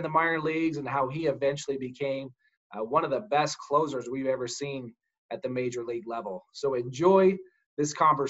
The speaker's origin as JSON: {"language": "English", "town": "Las Vegas", "region": "Nevada", "country": "United States", "tie": "born or raised there", "said": "I was in Las Vegas playing for my hometown here for the 51s."}